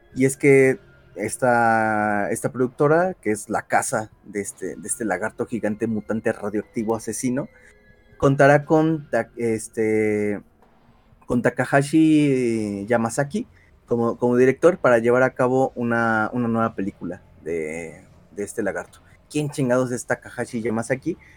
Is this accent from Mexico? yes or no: yes; Mexico; fallé como mexicano